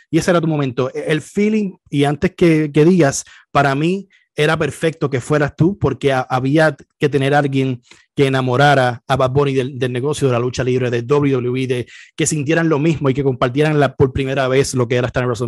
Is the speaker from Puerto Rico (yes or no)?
yes; Puerto Rico; cuando también somos boricua y somos latinos